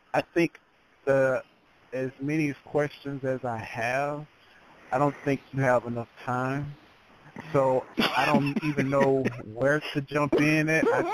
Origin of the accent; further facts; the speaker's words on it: Texas, United States; accent: Southern; Yeah, I'm Southern, I'm from Texas